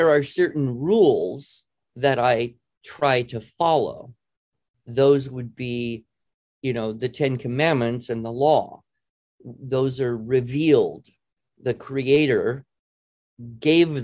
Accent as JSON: {"language": "English", "country": "United States", "said": "I'm an American."}